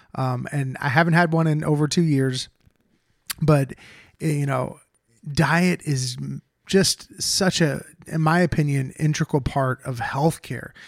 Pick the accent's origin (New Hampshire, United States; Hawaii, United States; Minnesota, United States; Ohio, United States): Ohio, United States; moved away; we both lived in ohio i'm from ohio